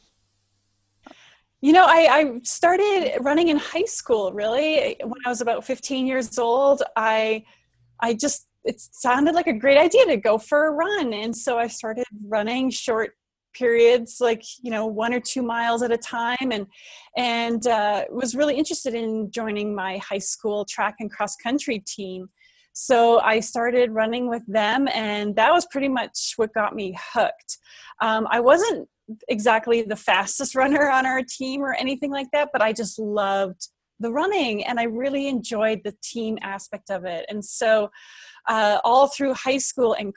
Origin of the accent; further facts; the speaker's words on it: British Columbia, Canada; I grew up in British Columbia